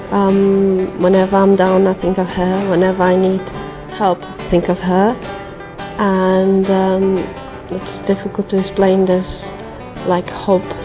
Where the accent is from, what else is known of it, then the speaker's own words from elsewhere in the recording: Portugal; I'm from Portugal and I'm uh, 33 years old.